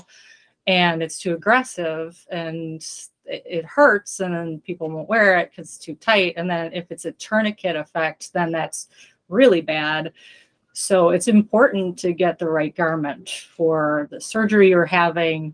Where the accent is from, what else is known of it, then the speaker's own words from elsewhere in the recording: Wisconsin, United States; I'm from Wisconsin